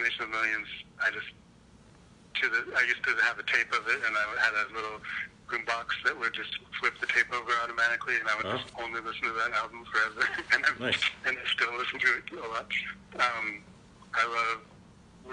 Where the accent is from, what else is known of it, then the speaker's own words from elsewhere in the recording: Seattle, Washington, United States; here in Seattle, I'm from Seattle